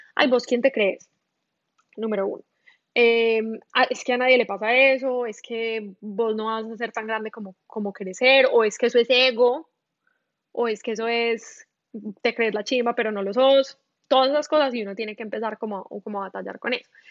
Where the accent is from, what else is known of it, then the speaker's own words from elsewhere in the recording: Medellín, Antioquia, Colombia; accent: paisa; moved away as an adult; also born or lived in Bogotá, Colombia; now in Miami, United States; Yo nací en Medellín, em, viví en Medellín como hasta los cuatro años más o menos